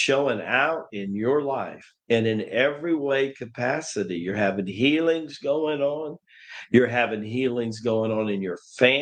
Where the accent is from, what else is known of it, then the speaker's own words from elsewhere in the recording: Tennessee, United States; growing up in Tennessee